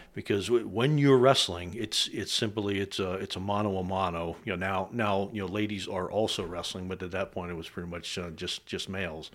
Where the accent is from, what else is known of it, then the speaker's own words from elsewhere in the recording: west of Carlisle, South Central Pennsylvania, United States; also born or lived in Germany; I was raised in South Central Pennsylvania, uh, a little bit west of Carlisle